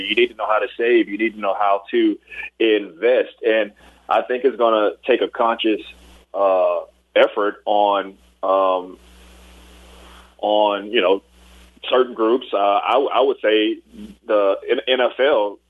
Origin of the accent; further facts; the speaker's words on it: Port Arthur, Texas, United States; also born or lived in Tyler, Texas / Houston, Texas; I actually grew up in the Houston area. And actually, even going a little bit further, I went to middle school and high school before coming to LSU in Port Arthur, Texas